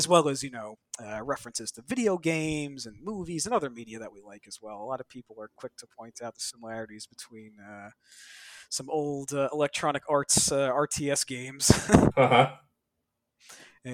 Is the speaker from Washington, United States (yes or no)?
no; Stony Brook, New York, United States; now in New Jersey, United States; I was born in Stony Brook